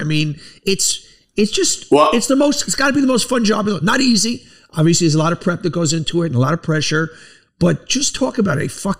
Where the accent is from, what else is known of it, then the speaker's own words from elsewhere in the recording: New York, United States; I'm a New Yorker my entire life